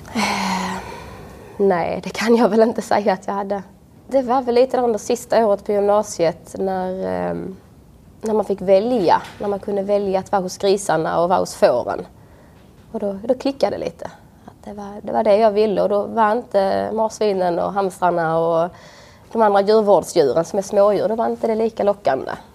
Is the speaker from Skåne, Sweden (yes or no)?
yes; Svalöv, Skåne, Sweden; moved away as an adult; Utanför eh, Svalöv, på en villa på landet